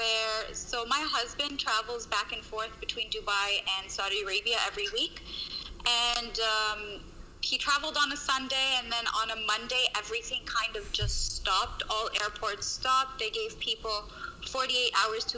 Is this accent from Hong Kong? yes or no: no; Canada; moved away as an adult; also born or lived in Lebanon / San Francisco; I'm actually Lebanese by origin, but I grew up in Canada.